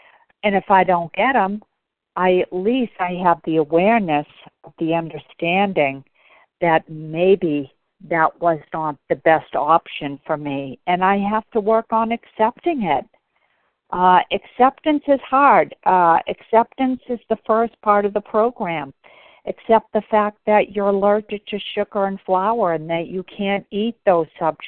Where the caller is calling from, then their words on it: Bedford, Massachusetts, United States; I'm calling from Bedford, Mass.